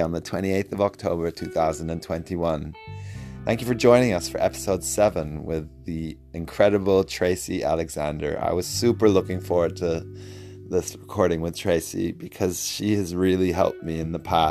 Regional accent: Germany; now in New Zealand; I grew up in Germany

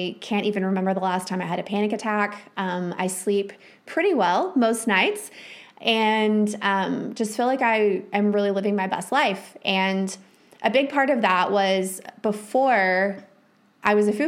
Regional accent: Texas Panhandle, United States; moved away as an adult; also born or lived in Minnesota; I was raised in the Texas Panhandle, which is like the belt buckle of the Bible Belt.

